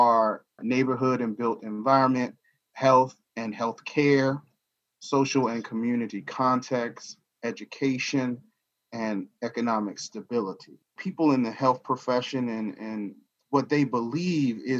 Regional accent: Charlottesville, Virginia, United States; moved away as an adult; now in Northern Virginia, United States; I'm born and raised in Charlottesville, but I currently am in the Northern Virginia area

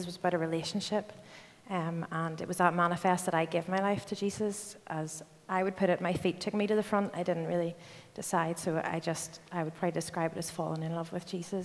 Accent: Belfast, Northern Ireland, United Kingdom; moved away as an adult; also born or lived in Glasgow; I'm from Belfast, and grew up here

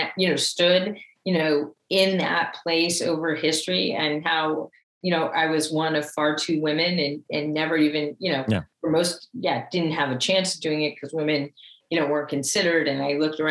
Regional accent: Holyoke, Massachusetts, United States; I'm this kid from Holyoke who went to Kirtland School and Lynch Middle School and Holyoke High

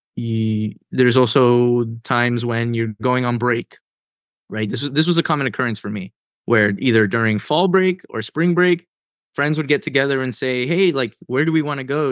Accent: Oxnard, California, United States; moved away as an adult; also born or lived in Ventura, California / Princeton, New Jersey; I was born in Ventura, but I grew up in Oxnard

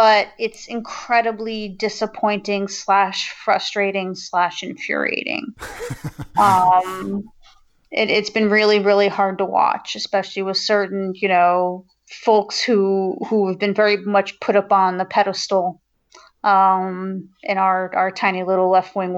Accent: United States; moved away as an adult; now in France; as an American that chose to leave

